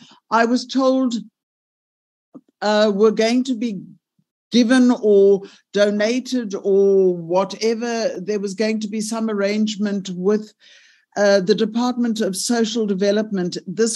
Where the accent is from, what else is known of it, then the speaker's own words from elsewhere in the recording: Gauteng, South Africa; I am from Gauteng